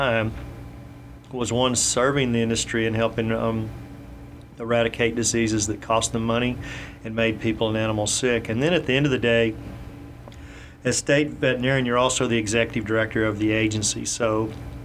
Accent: Comanche, Texas, United States; also born or lived in Richardson, Texas / Dallas, Texas; I was born and raised in Comanche, Texas, which is out west of Fort Worth, near Brownwood, south of Abilene, that area.

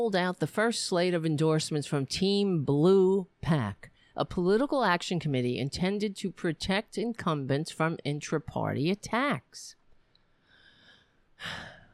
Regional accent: United States; I'm an American. I live in this fucking country

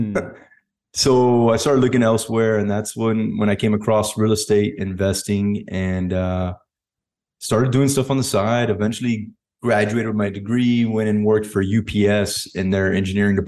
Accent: United States; Both parents Cuban, and then I was born in America

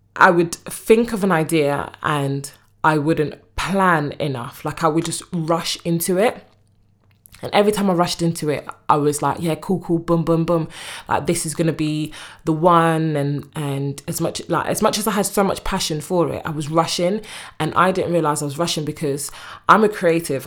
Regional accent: United Kingdom; also born or lived in Congo; I'm from the U K

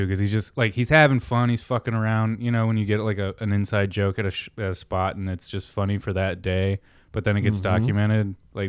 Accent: East Coast, United States; growing up on the East Coast

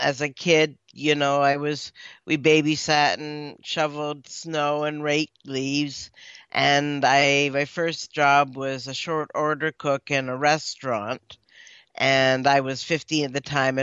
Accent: Hamilton, Ontario, Canada; moved away as an adult; also born or lived in Israel / Australia; I grew up in Ontario, Hamilton to be exact

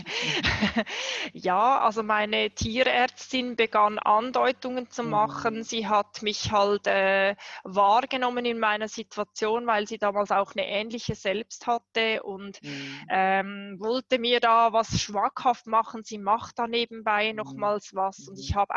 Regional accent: Switzerland; Ich habe zehn Monate ohne Wohnung gelebt, mitten in der Schweiz als Schweizerin.

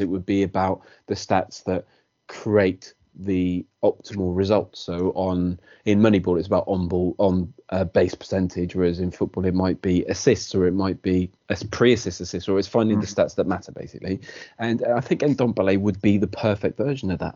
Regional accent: Wales, United Kingdom; as a Welshman

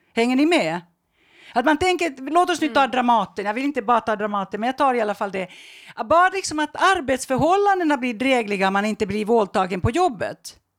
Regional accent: Finland; i Finland där jag kommer ifrån

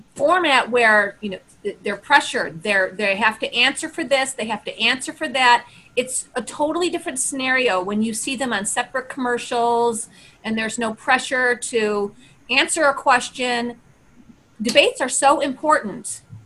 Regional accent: United States

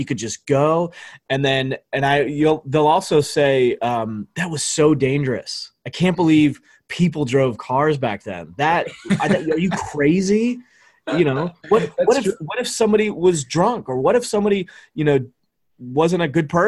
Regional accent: St. Louis, Missouri, United States; I'm from St. Louis

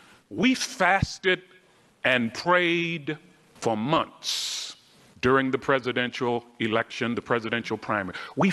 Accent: Baltimore, Maryland, United States; I grew up in Baltimore, Maryland. In fact, I grew up in Freddie Gray's neighborhood.

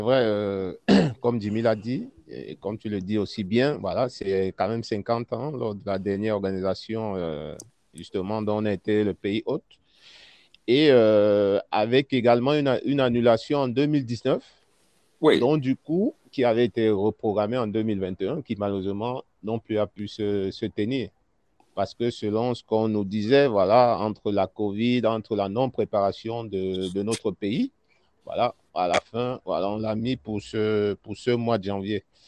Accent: Cameroon; en tant que Camerounais

